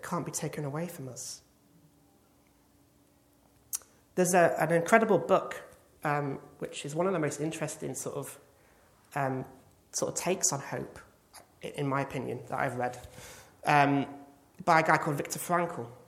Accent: England, United Kingdom; as an Englishman

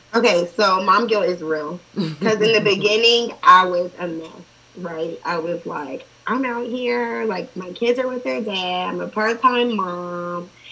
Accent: Columbus, Ohio, United States; I grew up inner city. Um, I went to private school, like K through fourth, fifth grade, and then I went to inner city schools, and then um, for high school, I moved to the suburbs

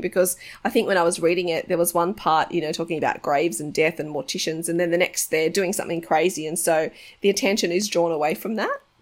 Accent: Australia; I was born in Australia, so my mum's Australian

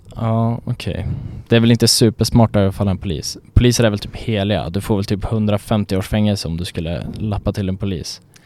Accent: Sweden; vi som svenskar när vi är utomlands

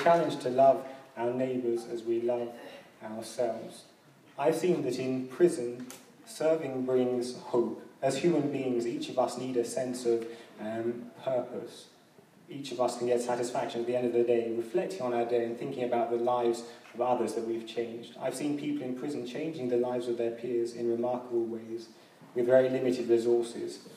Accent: London, United Kingdom; growing up in London

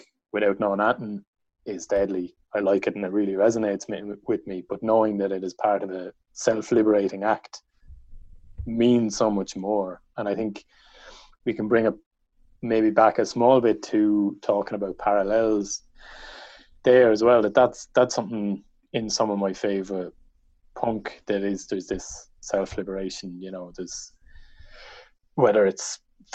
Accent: County Wexford, Leinster, Ireland; I'm from County Wexford

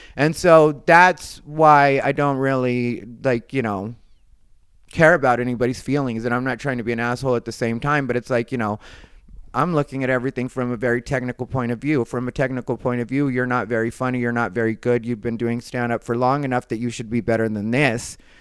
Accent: Phoenix, Arizona, United States; moved away as an adult; now in Los Angeles, United States; I'm from Phoenix

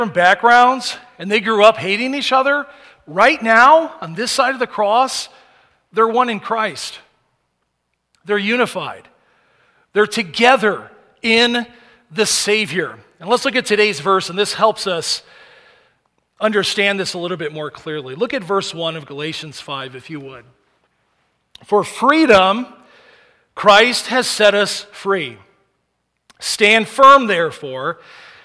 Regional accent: United States; as Americans

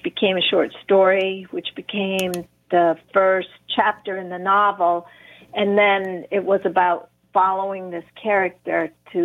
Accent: Sterling, Connecticut, United States; Gravity Hill in Sterling, Connecticut is one of them. That is my hometown

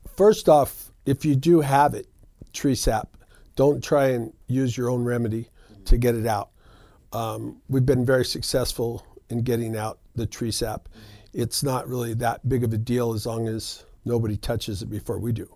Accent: Reno, Nevada, United States; we've been in the business for over twenty years in Reno. I'm a local, born and raised right here. So this is my hometown

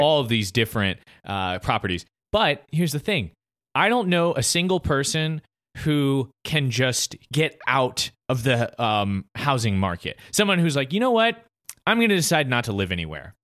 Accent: United States; as an American

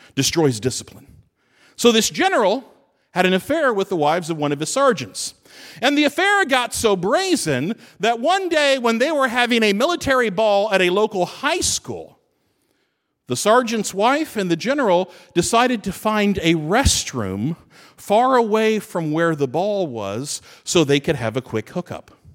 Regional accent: Fort Knox, Kentucky, United States; moved away; I grew up Fort Knox, Kentucky. It's my hometown.

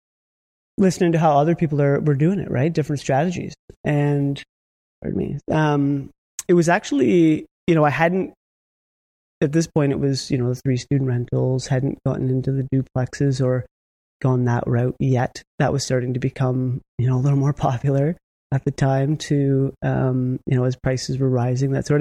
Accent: Niagara, Ontario, Canada; I'm actually from Niagara myself, so I know that area very well

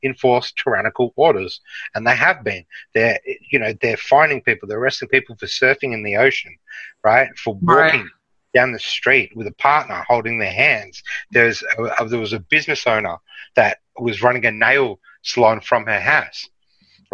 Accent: Melbourne, Victoria, Australia; I'm from Melbourne

